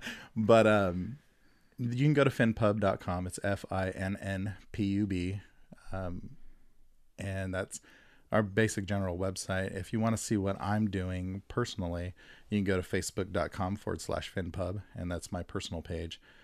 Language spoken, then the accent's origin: English; Stockton, California, United States; I grew up in Stockton